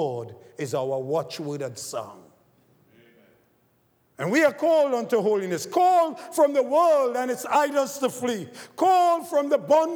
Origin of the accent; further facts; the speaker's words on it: Trinidad & Tobago; moved away; growing up in Trinidad, I was a cricketer.